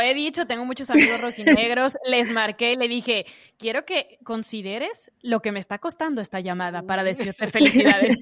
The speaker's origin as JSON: {"language": "Spanish", "country": "Mexico"}